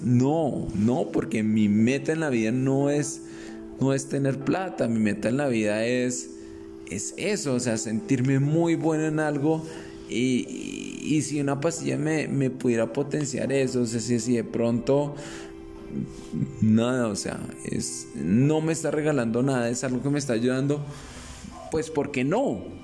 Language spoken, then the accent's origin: Spanish; Colombia